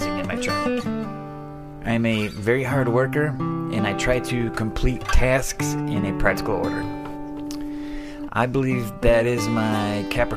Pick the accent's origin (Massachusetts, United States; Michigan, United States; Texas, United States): Michigan, United States; Adrian; I was born on March 10th, 1972 in Adrian, Michigan